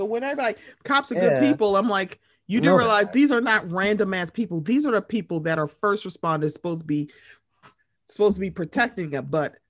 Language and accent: English; Moncks Corner, South Carolina, United States; especially his family in my hometown of Monk's Corner, South Carolina.